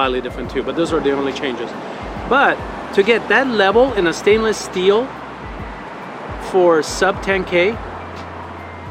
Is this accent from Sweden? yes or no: no; Rome, Lazio, Italy; moved away; I'm from Rome. I was born in Rome.